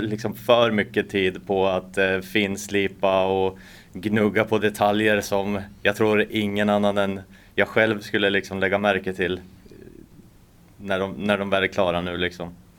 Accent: Norrköping, Östergötland, Sweden; now in Åland, Finland; i Norrköping då, där jag kommer ifrån från början

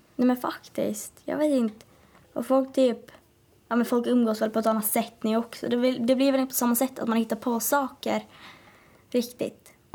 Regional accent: Åland Islands; accent: Åland Swedish; Jag är verkligen ålänning

